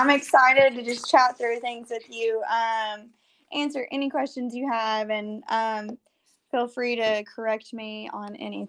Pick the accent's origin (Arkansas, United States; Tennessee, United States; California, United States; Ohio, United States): Arkansas, United States; So I grew up in Central Arkansas, and following that went to University of Arkansas